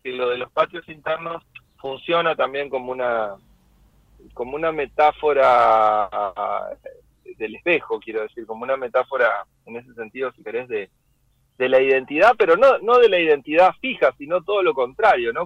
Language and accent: Spanish; Lanús, Buenos Aires Province, Argentina; moved away as an adult; also born or lived in Bernal; now in Paris, France; pero yo soy de Lanús, yo me crié en Lanús